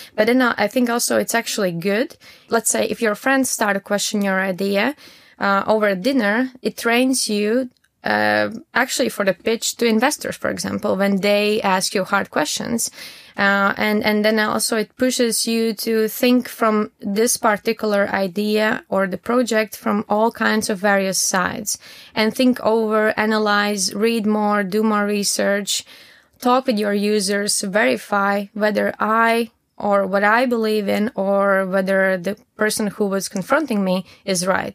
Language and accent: English; Latvia; moved away as an adult; also born or lived in Riga, Latvia; now in Düsseldorf, Germany; I'm originally from Latvia and I moved to Dusseldorf uh, around three, four years ago